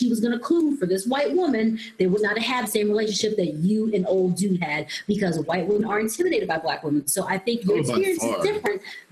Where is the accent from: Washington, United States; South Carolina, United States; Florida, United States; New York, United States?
South Carolina, United States; moved away; all those friends that I grew up with in South Carolina